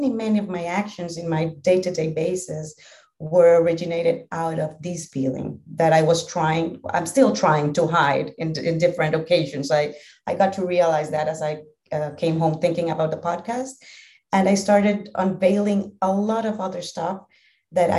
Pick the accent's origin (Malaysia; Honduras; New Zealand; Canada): Honduras; English is a second language; also born or lived in Spain; I'm from Honduras, a small country in Central America, in the heart of Central America. I've lived here all my life